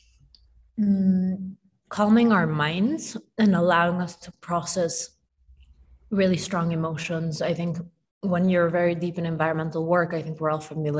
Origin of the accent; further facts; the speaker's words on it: Mexico City, Mexico; moved away; also born or lived in New York / Tokyo; I grew up in Mexico City, and I lived in New York for a really long time